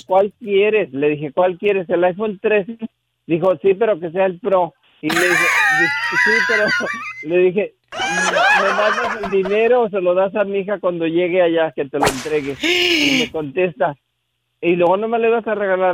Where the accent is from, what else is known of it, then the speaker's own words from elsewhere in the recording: Tehuacán, Puebla, Mexico; nací en Tehuacán, Puebla